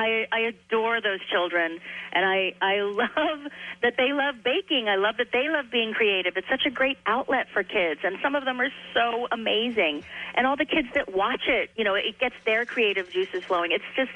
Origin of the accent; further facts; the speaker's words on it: Claymont, Delaware, United States; also born or lived in Wilmington; I was born in Wilmington, raised in Claymont before we moved. My dad worked for General Motors, and we moved a lot.